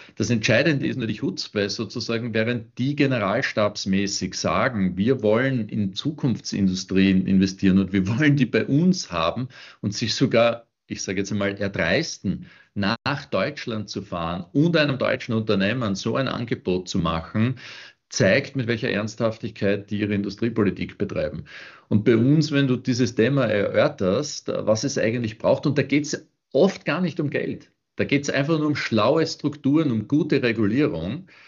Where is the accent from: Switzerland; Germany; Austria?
Austria; ich als Österreicher